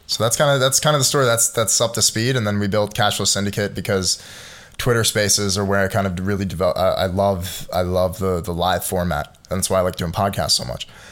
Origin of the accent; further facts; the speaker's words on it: United States; as an American